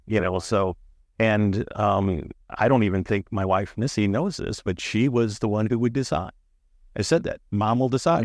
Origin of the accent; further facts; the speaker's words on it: St. Louis, Missouri, United States; we're from Saint Louis